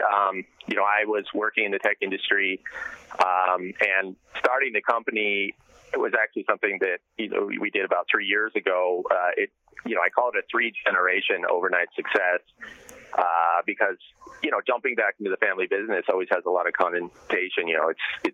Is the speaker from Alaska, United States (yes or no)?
yes; Homer, Alaska, United States; I'm actually calling in from Homer, Alaska right now, my hometown.